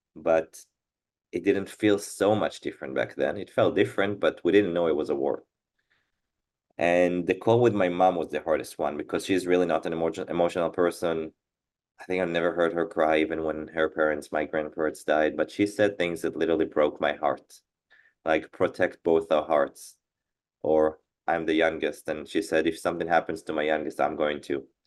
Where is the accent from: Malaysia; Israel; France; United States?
Israel; born and raised in Israel.